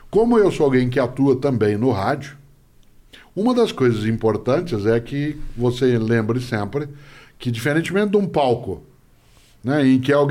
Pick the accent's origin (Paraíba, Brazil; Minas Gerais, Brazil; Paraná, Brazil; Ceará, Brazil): Paraná, Brazil; accent: caipira; now in São Paulo, Brazil; Né, eu sou caipira, portanto, eu tenho a puxada do R, do norte okay. do Paraná. Aí eu estou na capital paulista há 53 anos